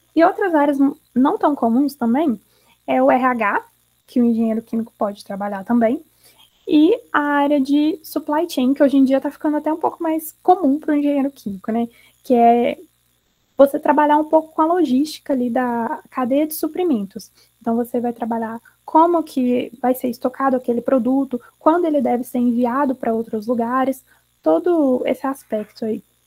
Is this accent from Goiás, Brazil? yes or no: no; Belo Horizonte, Minas Gerais, Brazil; de BH, de onde eu sou, para São Paulo.